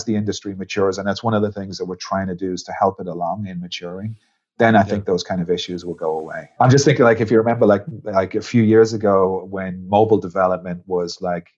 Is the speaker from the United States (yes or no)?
no; Ireland; moved away; you probably can hear it a little bit in my voice, although it's been a long time, but I'm actually Irish.